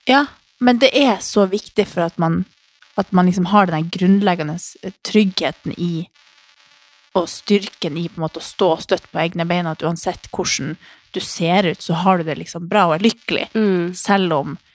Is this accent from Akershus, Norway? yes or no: no; Harstad, Troms, Norway; hjemme i Harstad